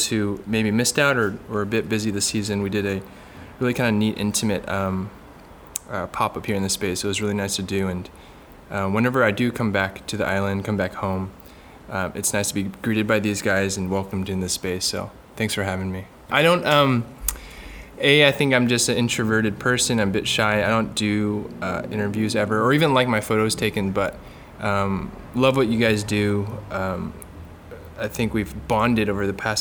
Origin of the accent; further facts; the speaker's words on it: Bay Area, California, United States; born and raised in the Bay Area, so about 45 minutes south of San Francisco